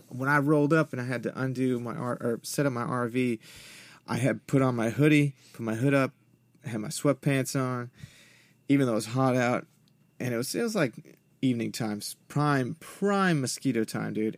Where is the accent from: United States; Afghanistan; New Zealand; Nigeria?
United States; West Coast; moved away; growing up on the West Coast